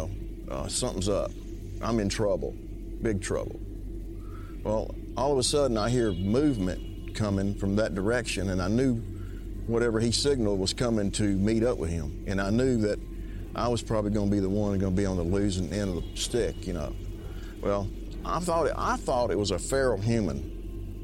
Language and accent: English; Keachi, Louisiana, United States; I'm from Keechaw, Louisiana